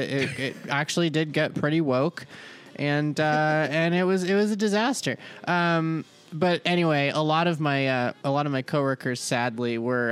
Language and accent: English; Georgia, United States; I'm from Georgia.